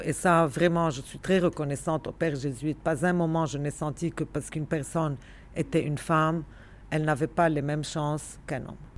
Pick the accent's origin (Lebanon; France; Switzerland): Lebanon; Beirut, Beirut Governorate; je suis de nulle part, j'ai grandi à Beyrouth et je suis de Beyrouth finalement